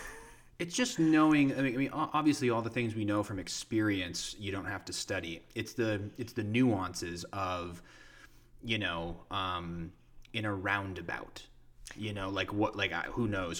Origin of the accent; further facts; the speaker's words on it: Ashtabula, Ohio, United States; my hometown of Ashtabula